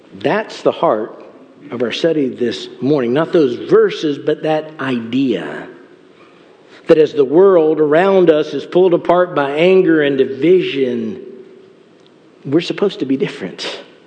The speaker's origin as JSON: {"language": "English", "country": "United States", "said": "as Americans within the church, within the body of Christ, we live in this culture"}